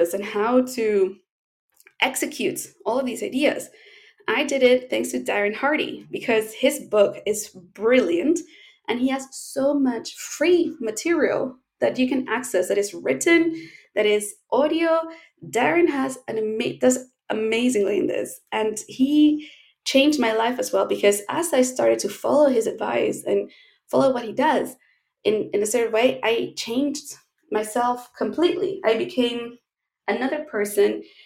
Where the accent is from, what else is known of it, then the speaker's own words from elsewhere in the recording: Chile; as we say in Chile, it's a saying here